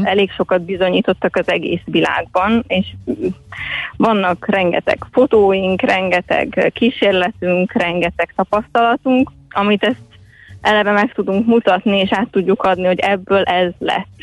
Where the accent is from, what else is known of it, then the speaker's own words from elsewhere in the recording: Little Hungarian Plain, Hungary; Kisalföldön nőttem fel